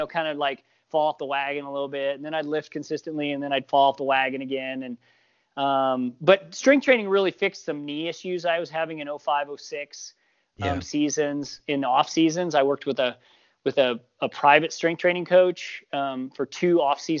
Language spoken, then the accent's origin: English; Missouri, United States; moved away as an adult; now in Montana, United States; I grew up in Missouri, in the 70s and 80s.